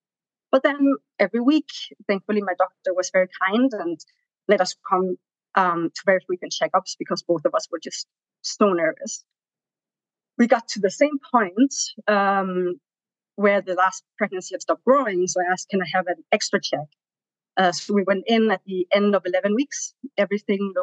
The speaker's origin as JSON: {"language": "English", "country": "Denmark", "also_born_or_lived": "Tanzania", "moved": "as an adult", "lives_now": "New York, United States", "said": "I'm from Denmark. I came to New York around 5 years ago with my husband"}